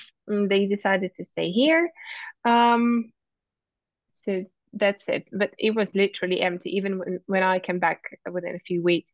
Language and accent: English; Kyiv, Ukraine; English is a second language; Kyiv is my hometown, and I've lived here all my life.